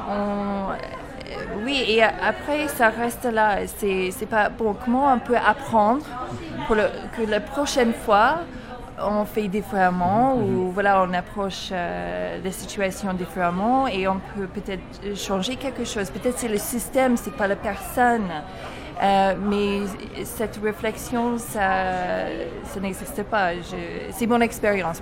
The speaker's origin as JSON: {"language": "French", "town": "Toronto", "region": "Ontario", "country": "Canada", "moved": "as an adult", "lives_now": "France", "said": "je viens de Toronto"}